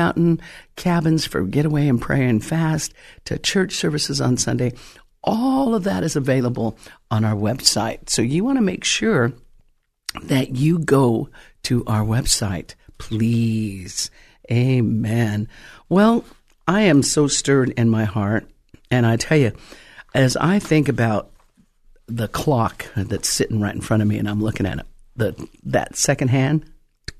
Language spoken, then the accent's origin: English; Colorado, United States; now in California, United States; When I first came to California, I'm originally from Colorado